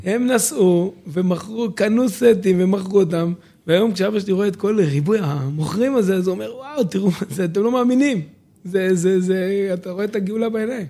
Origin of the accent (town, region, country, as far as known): Dimona, Southern District, Israel; born or raised there; also born or lived in Jerusalem